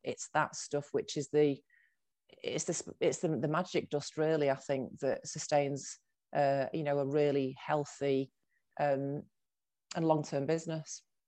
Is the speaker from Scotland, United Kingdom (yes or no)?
no; Salford, North West England, United Kingdom; moved away as an adult; also born or lived in Manchester / Birmingham; I was born in Manchester, but then I grew up in Salford